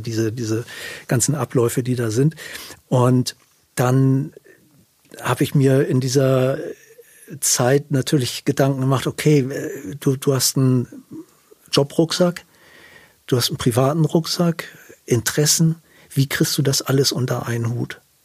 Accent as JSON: {"language": "German", "region": "south of Hamburg", "country": "Germany", "tie": "born or raised there", "said": "also ich bin im Süden von Hamburg groß geworden"}